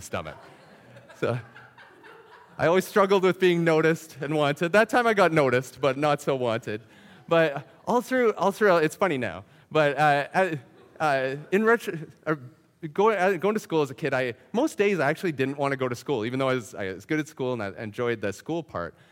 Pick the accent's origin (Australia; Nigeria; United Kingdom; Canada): Canada; Saskatchewan; I grew up in Saskatchewan